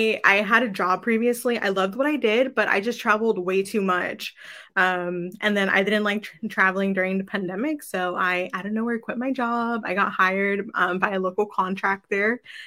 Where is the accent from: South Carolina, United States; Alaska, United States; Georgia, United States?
Georgia, United States; Dunwoody; I grew up in the area, so opening Dunwoody